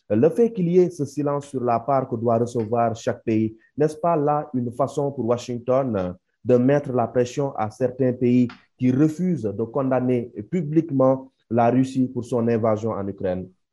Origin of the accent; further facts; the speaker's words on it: Senegal; ici chez nous au Sénégal